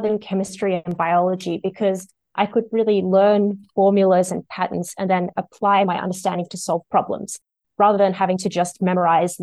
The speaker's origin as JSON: {"language": "English", "town": "Sydney", "region": "New South Wales", "country": "Australia", "tie": "born or raised there", "moved": "yes", "lives_now": "Melbourne, Australia", "said": "I'm originally from Sydney"}